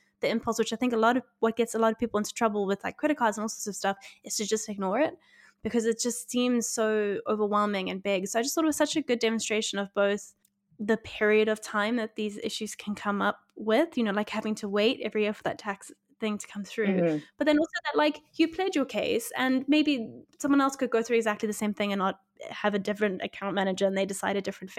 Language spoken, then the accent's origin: English; South Africa; now in United Kingdom; I'm not from here, I'm from South Africa